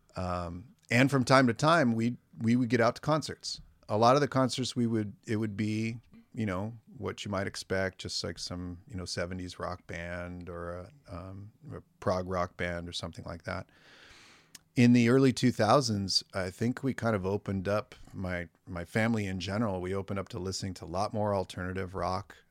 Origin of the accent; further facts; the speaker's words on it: Morro Bay / Los Osos, San Luis Obispo County, California, United States; now in Santa Maria, United States; I grew up in Morbe